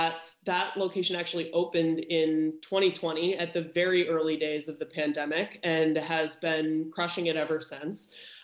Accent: Cape Elizabeth, Maine, United States; So we are all from Maine. Jim and I grew up in a town called Cape Elizabeth.

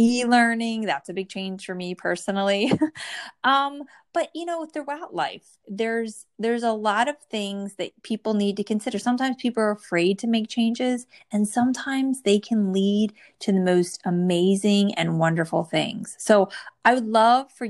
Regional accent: New Jersey, United States; born or raised there

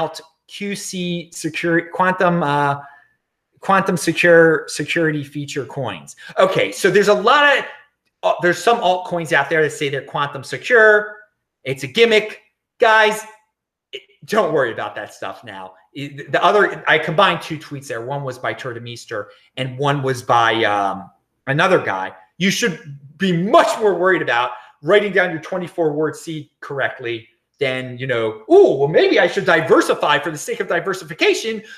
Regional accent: Baltimore, Maryland, United States; moved away; back in my hometown of Baltimore

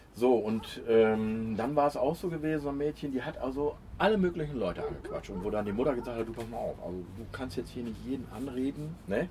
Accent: Osnabrück, Lower Saxony, Germany; ich bin ja komme auch aus der Gegend von Osnabrück

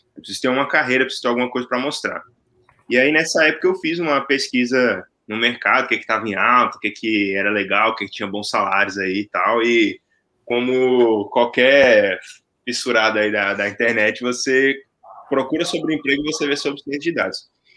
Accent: Brasília, Federal District, Brazil; now in Atlanta, United States; sou de Brasília, falando no momento aqui de, de Atlanta

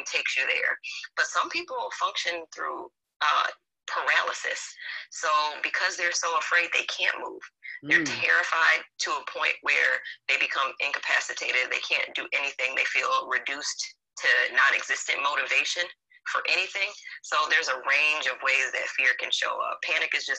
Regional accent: Lockport, New York, United States; I grew up in Lockport, New York, which is a small town in Western New York right outside of Niagara Falls.

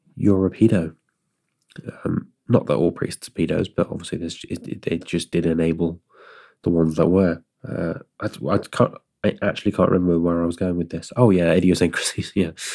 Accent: Stroud, South West England, United Kingdom; my hometown

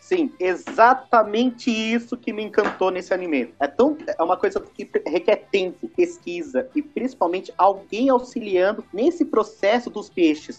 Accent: Brazil; nós brasileiros

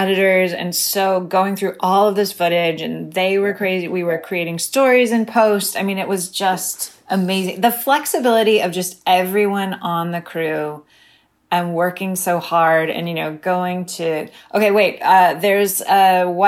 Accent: United States; as both an American and a woman

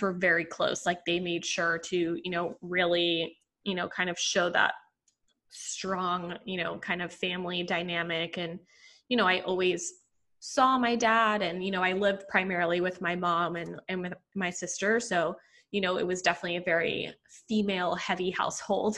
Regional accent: Puerto Rico; also born or lived in Paterson, New Jersey; I was three and my sister was eight when we moved to Puerto Rico.

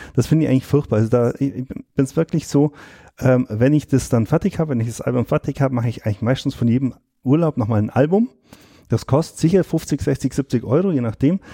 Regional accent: Allgäu, Germany; bei uns im Allgäu

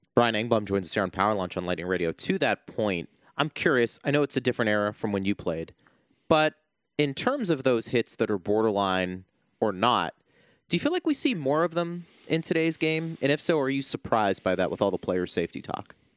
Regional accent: Pittsburgh, Pennsylvania, United States; moved away; growing up in Pittsburgh

